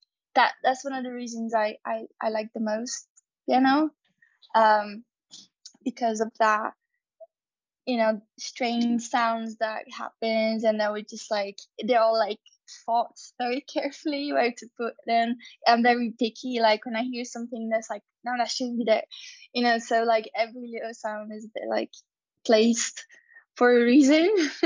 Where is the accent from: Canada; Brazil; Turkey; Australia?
Brazil; first language Portuguese; English is a second language; my first language is Portuguese, Brazilian Portuguese, and in Portuguese we compare things a lot